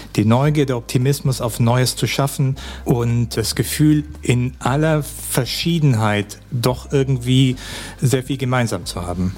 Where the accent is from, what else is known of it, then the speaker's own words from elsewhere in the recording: Germany; also born or lived in China; Als Deutscher, der irgendwie aus einem Land kommt, das immer wahnsinnig viel plant